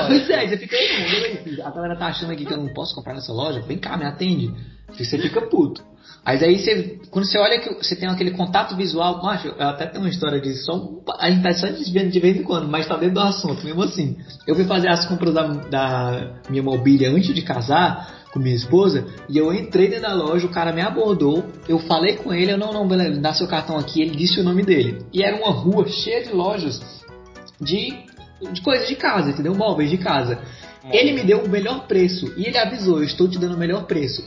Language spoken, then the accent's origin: Portuguese; Fortaleza, Ceará, Brazil; also born or lived in São Paulo; aqui em Fortaleza, eu tenho que falar daqui, que é onde eu é, passei mais tempo da minha vida aqui